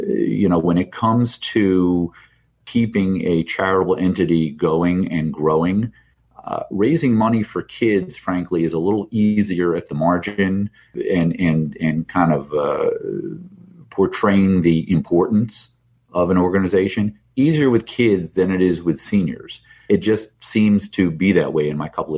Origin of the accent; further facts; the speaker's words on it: New Jersey, United States; moved away; also born or lived in New York; Rutgers University in my home state of New Jersey